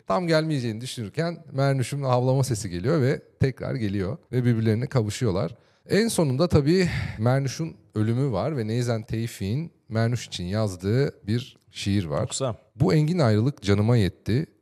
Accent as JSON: {"language": "Turkish", "region": "Ankara", "country": "Turkey", "tie": "born or raised there", "said": "ben doğma büyüme Ankaralıyım"}